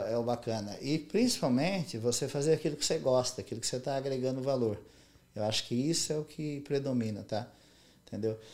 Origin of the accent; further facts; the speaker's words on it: Monte Castelo, São Paulo, Brazil; moved away as an adult; now in United States; quando eu era criança, pequena lá em Monte Castelo